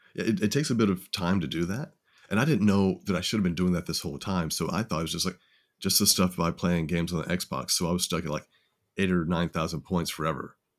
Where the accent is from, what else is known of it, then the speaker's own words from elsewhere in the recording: Tennessee, United States; now in San Antonio, United States; grew up in Tennessee